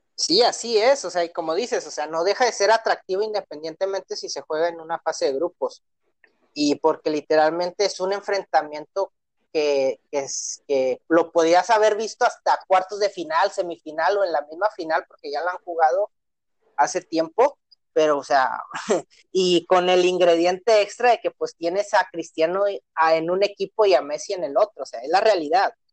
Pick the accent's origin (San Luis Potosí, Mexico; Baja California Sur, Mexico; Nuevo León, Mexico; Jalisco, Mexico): Nuevo León, Mexico; Monterrey; como regio